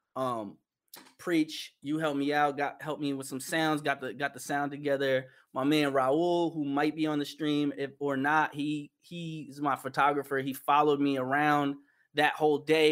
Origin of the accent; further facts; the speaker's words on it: New York, United States; moved away as an adult; now in Los Angeles, United States; currently I live in Los Angeles, and I'm born and raised in New York